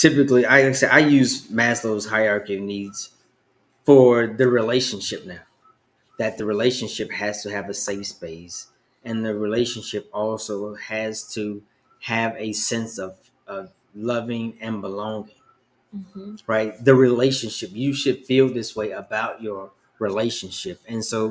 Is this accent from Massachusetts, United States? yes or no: no; Chicago, Illinois, United States; growing up in Chicago